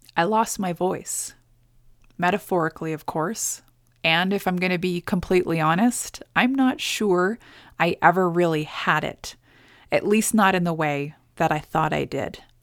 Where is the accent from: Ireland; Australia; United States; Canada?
Canada; as a Canadian citizen